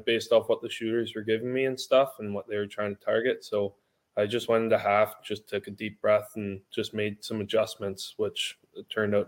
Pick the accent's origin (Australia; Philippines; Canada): Canada; I grew up in Canada